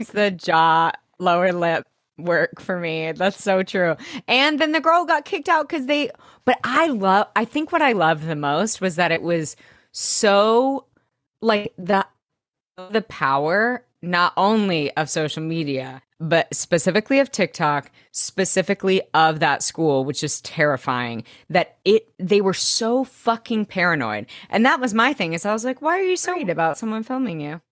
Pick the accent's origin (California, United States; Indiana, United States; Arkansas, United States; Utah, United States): Arkansas, United States; growing up in Arkansas